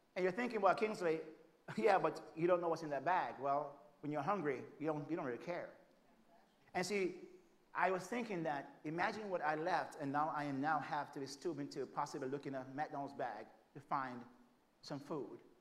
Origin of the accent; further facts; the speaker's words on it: Jamaica; moved away as an adult; now in United States; I'm from Jamaica